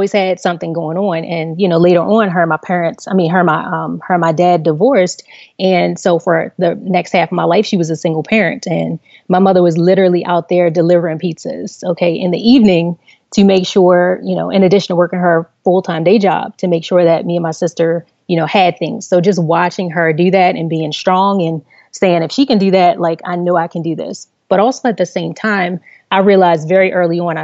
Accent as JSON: {"language": "English", "town": "Baltimore", "region": "Maryland", "country": "United States", "tie": "born or raised there", "said": "I grew up in Baltimore City, on the northeast side of Baltimore City."}